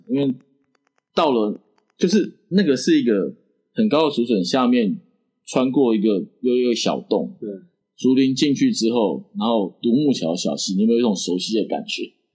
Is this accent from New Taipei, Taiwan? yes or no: no; Keelung, Taiwan; 我小时候住在基隆山脚下一个小村庄。嗯。嗯，然后我们那个村庄就是只有一条街的那种。嗯，嗯。嗯，前面住闽南人，后面住客家人。嗯。然后我们家在刚好在最中间。嗯。而且对门两户都，都，都是我们家